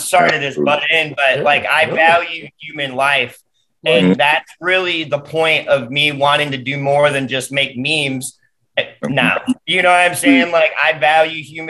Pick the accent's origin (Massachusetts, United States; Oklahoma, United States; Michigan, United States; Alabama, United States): Michigan, United States; Detroit; growing up in the Metro Detroit